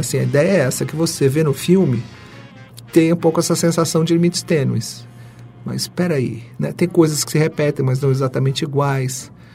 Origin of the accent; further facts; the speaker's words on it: São Paulo, Brazil; eu nasci na periferia de São Paulo